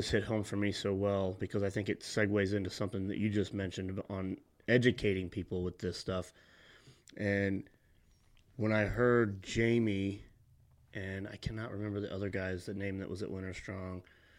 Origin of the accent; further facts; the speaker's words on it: Southern Illinois, United States; moved away as an adult; I grew up in Southern Illinois, which is like the whitetail capital of the world.